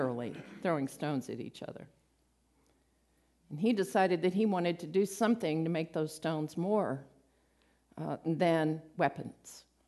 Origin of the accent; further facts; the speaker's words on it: Midland, United States; from Midland, so.